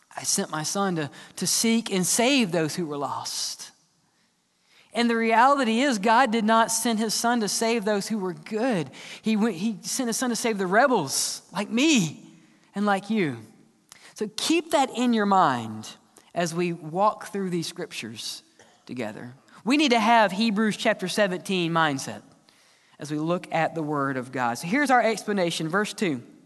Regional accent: the South, United States; We're just from the South

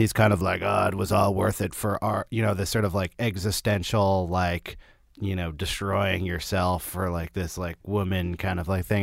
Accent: Berkeley, California, United States; I'm, I'm from, uh, Berkeley

